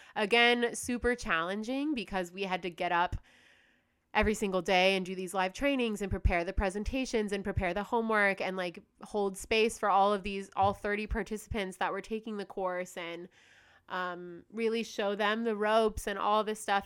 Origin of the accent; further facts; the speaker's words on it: United States; also born or lived in Australia / Bali; now in Indonesia; I'm from the United States